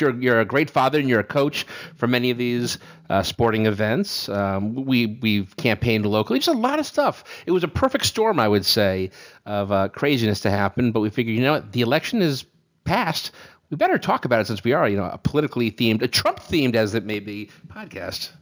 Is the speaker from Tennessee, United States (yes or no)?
no; Connecticut, United States; we're from Connecticut, we're from New England